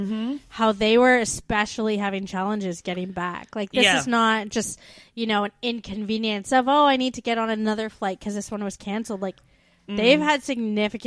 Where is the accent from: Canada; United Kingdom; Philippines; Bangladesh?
Canada; moved away as an adult; We're two Canadian expats now living in Australia and the UK